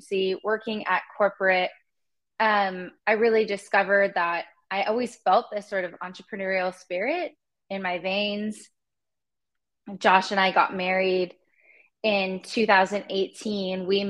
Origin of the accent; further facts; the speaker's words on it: Los Angeles, California, United States; also born or lived in Madison, Wisconsin; I grew up in California, in Los Angeles